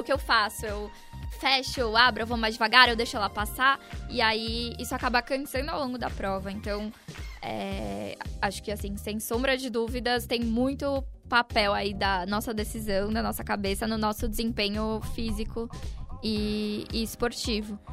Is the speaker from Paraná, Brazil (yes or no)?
no; Santos, São Paulo, Brazil; moved away as an adult; now in São Paulo, Brazil; eu sou de Santos